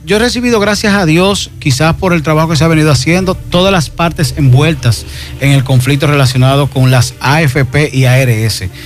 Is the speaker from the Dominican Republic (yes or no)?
yes; Dominican Republic; nuestra identidad como dominicano